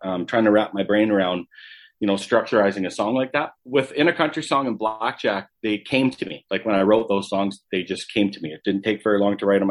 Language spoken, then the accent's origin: English; Calgary, Alberta, Canada; I obviously born and raised in Calgary.